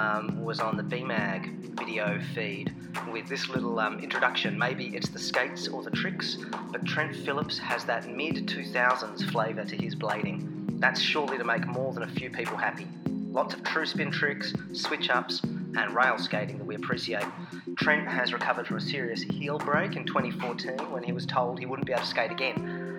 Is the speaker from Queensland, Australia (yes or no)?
no; Hobart, Tasmania, Australia; Hobart skating spots. That was just really great to see my hometown suddenly pop up